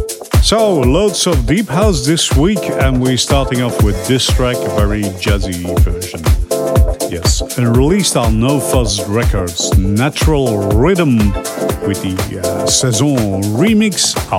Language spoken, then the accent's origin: English; Leuven, Flanders, Belgium; I'm from Leuven, and that's in Belgium over here in Europe.